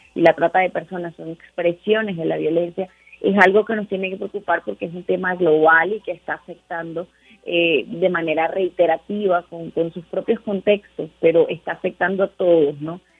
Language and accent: Spanish; Venezuela; now in Mexico; en realidad soy venezolana, pero vivo en México